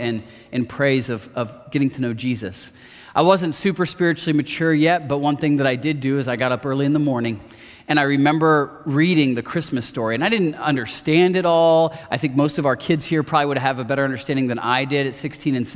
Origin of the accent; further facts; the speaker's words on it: Marion, Ohio, United States; I grew up in Marion, Ohio, not too far from here